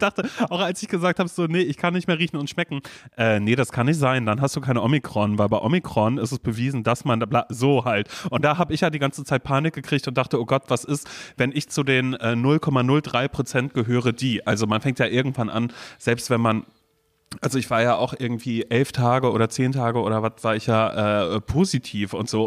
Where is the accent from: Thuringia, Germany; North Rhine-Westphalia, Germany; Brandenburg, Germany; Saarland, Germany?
North Rhine-Westphalia, Germany; Coesfeld; now in Berlin, Germany; als ich ein Kind war, weißt du, als ich noch in Coesfeld gewohnt habe